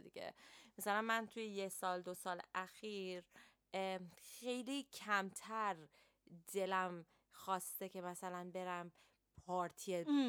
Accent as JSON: {"language": "Persian", "country": "Iran", "tie": "born or raised there", "moved": "yes", "lives_now": "London, United Kingdom", "said": "ماهایی که تو ایران بزرگ شدیم"}